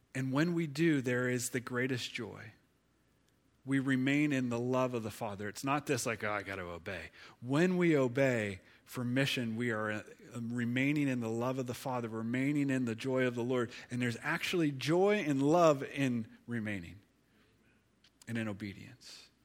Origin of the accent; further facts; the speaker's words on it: Ohio, United States; now in Pittsburgh, United States; I'm from Ohio